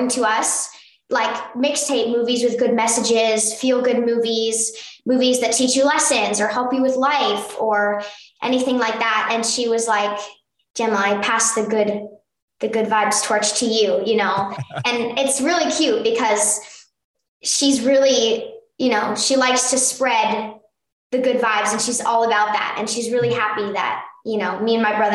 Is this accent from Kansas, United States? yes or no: no; Burbank, California, United States; Me and my mom were born right here in Burbank